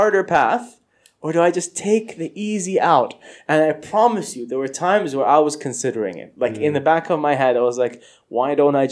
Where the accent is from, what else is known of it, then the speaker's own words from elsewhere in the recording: Saudi Arabia; I grew up in Saudi